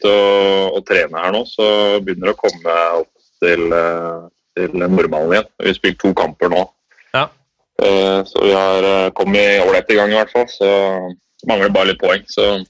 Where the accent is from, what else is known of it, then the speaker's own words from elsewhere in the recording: Norway; moved away; Det er litt mer rolig her enn det er eh, hjemme i Norge